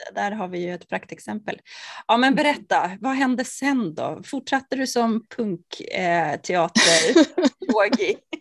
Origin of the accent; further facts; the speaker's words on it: Norrtälje, Stockholm County, Sweden; vi kommer från Norrtälje båda två